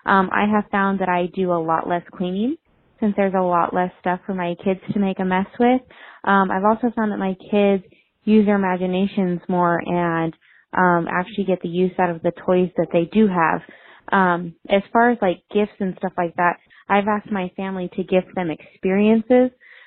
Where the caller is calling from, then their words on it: Boise, Idaho, United States; I am from Boise, Idaho.